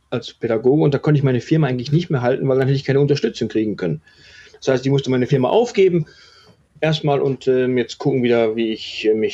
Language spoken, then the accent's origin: German; Wetter, North Rhine-Westphalia, Germany; also born or lived in Herdecke; Ja, gebürtig bin ich äh, Deutscher. Ah, okay. Bin in äh, Herdecke an der Ruhr geboren, habe die ersten äh, paar Jahre meines Lebens in Wetter an der Ruhr gelebt, bin dann weiter mit meinen Eltern nach Herden, auch in, im Ruhrgebiet.